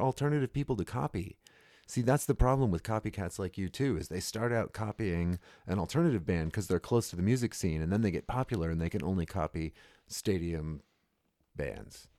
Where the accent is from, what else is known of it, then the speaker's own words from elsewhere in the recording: United States; I'm American